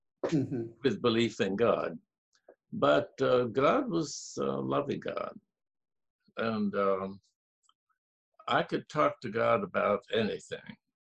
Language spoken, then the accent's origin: English; Japan; My parents were Southern Methodist missionaries in Japan. So I grew up in Japan.